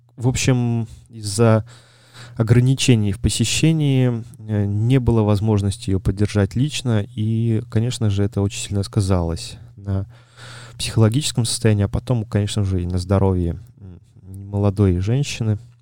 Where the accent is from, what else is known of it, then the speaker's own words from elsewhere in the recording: Belarus; я сам из Беларуси